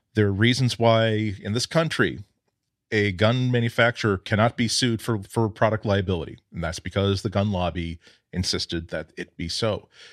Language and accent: English; United States; I'm proud to be an American.